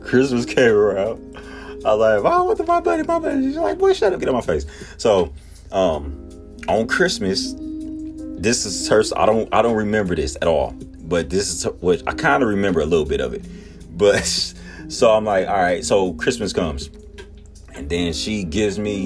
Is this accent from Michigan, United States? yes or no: no; Texas, United States; also born or lived in Milwaukee, Wisconsin; me and my sister was born and raised in Milwaukee. Wisconsin. My sister's 3 years older than me, but we started school. My mom and my dad got married. They moved down to Texas, and we started school down here.